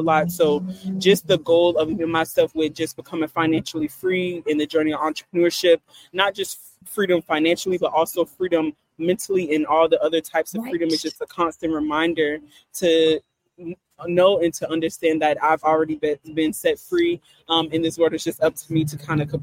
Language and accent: English; South Carolina, United States; moved away; I'm originally from South Carolina